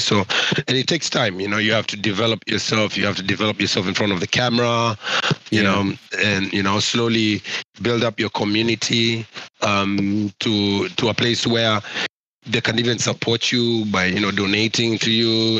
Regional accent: Kenya; I'm from Kenya

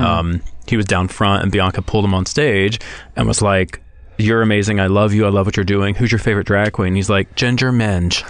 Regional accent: Texas, United States; I'm from Texas, a very small town in Texas.

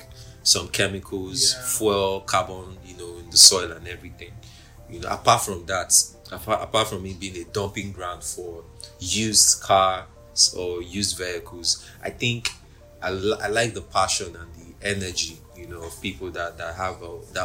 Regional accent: Lagos, Nigeria; also born or lived in Oba, Anambra State; I'm from Oba in Idemili South local government of Anambra State, but I grew up in Lagos. So maybe that's why you don't hear me speaking a lot of Igbo

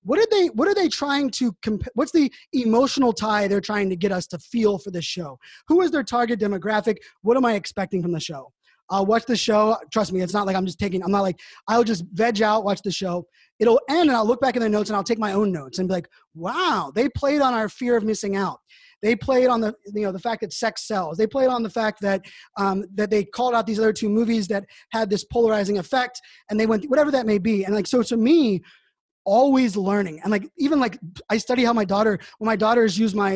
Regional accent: Pittsburgh, Pennsylvania, United States; moved away; I grew up in Pittsburgh, Pennsylvania

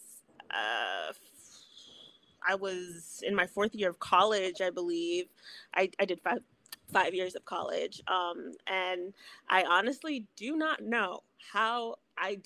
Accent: East Coast, United States; I'm from the East Coast

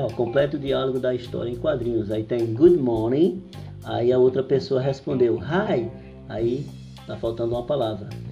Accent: Brazil; a gente é, que somos brasileiros costumamos falar goodie good

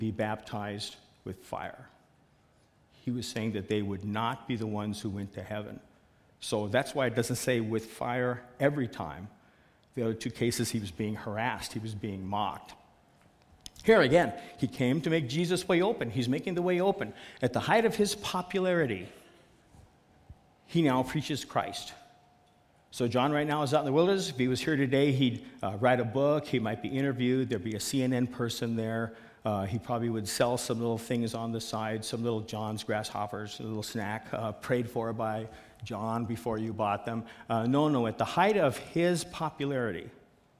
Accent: Seattle, Washington, United States; I'm from Seattle

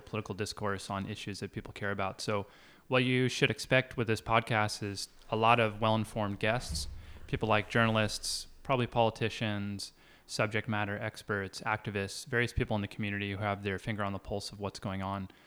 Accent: Seattle, Washington, United States; moved away; I come from Seattle. So I'm born and raised in, in the U S

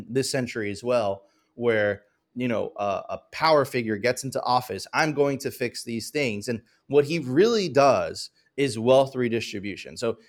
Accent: Venezuela; moved away

